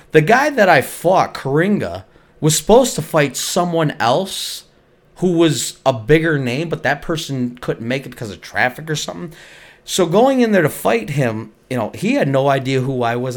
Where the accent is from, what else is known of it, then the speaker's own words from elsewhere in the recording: Buffalo, New York, United States; I was from Buffalo, New York